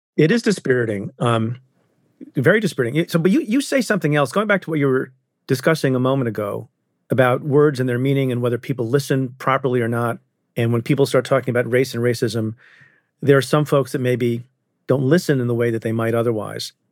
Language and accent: English; India; I'm, I'm Indian. I was born in India